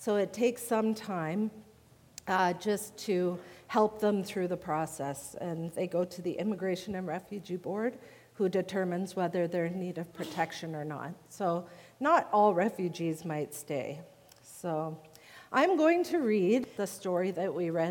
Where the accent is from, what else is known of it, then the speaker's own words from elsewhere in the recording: Lion's Head, Ontario, Canada; moved away as an adult; also born or lived in Three Hills, Alberta; now in Toronto, Canada; I grew up in Lion's Head, which is on the Bruce Peninsula.